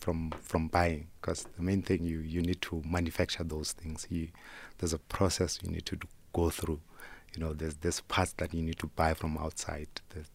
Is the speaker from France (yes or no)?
no; Soweto, Gauteng, South Africa; also born or lived in Makotopong; I grew up in Soweto, and there's a rural areas that I come from. I come from a rural area called Makotopong.